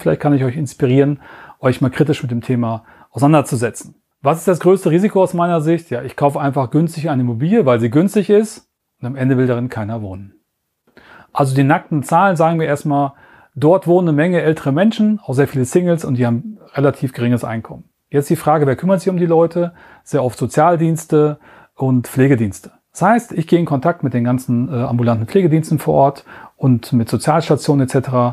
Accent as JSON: {"language": "German", "town": "Landshut", "region": "Bavaria", "country": "Germany", "tie": "born or raised there", "said": "meiner Heimatstadt Landshut"}